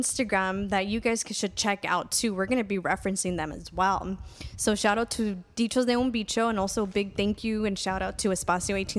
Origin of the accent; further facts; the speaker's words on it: Highland Park, United States; Yeah. So, you know, growing up, I'm from Highland Park originally.